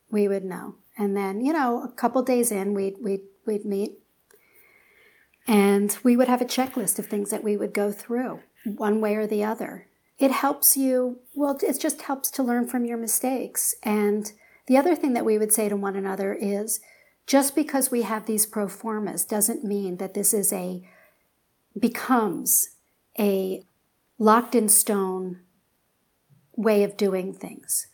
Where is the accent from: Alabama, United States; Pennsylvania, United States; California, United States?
Pennsylvania, United States; Philadelphia; moved away; I'm from Philly